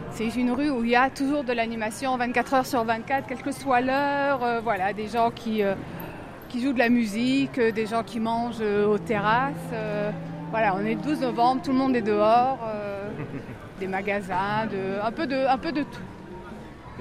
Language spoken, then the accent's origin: French; Strasbourg, Grand Est, France; moved away as an adult; also born or lived in Metz, France; now in Jerusalem, Israel; je suis strasbourgeoise d'origine, ah. mais j'ai passé 8 ans à Metz. Avant d'arriver en Israël, je suis venue de Metz